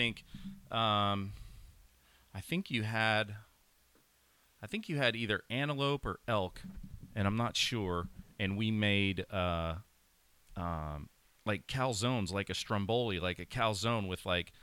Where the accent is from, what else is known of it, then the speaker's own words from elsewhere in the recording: Pennsylvania, United States; growing up in Pennsylvania